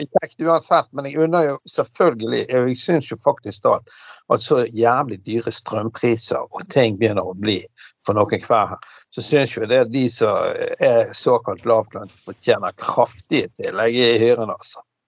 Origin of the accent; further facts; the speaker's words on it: Bergen, Vestland, Norway; also born or lived in Fyllingsdalen; det huset jeg vokste opp på Laksevåg